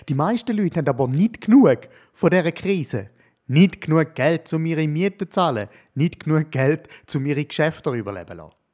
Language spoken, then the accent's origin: German; Switzerland; als Schweizer Mann sage ich